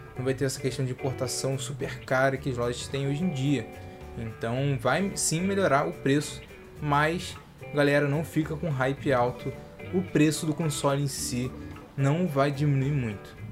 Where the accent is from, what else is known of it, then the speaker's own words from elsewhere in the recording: Brazil; a gente é, é brasileiro